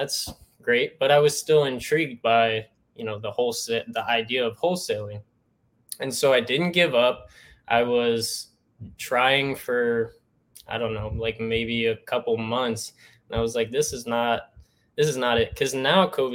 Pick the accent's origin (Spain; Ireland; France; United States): United States; Northeast Ohio; moved away; I'm from Northeast Ohio